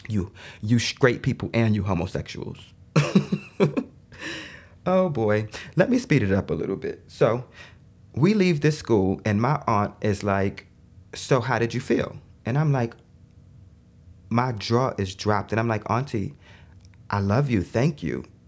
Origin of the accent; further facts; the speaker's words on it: New York City, New York, United States; also born or lived in Brooklyn; I was born in Queens, um, but we were living in Brooklyn. Mm-hmm. So I was raised in Brooklyn for a, little while, and then we moved back